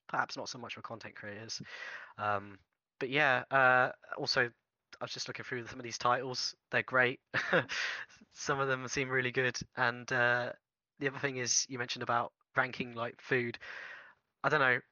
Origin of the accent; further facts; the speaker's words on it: United Kingdom; I'm British